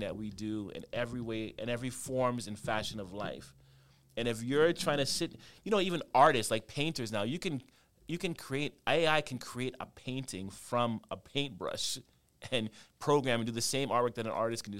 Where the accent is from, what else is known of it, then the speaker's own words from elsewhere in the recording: Canada; I grew up in Canada